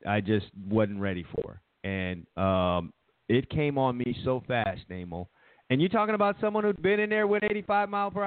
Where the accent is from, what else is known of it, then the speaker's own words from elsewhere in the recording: New York City, New York, United States; I'm from Brooklyn.